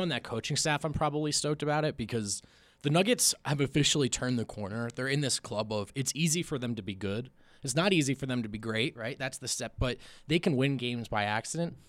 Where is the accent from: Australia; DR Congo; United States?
United States; New Jersey; moved away; also born or lived in Los Angeles; I grew up in Jersey. I lived in L